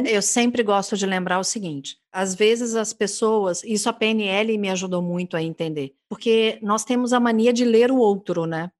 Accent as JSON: {"language": "Portuguese", "region": "Minas Gerais", "country": "Brazil", "accent": "mineirismo", "said": "eu falo no meu mineirismo"}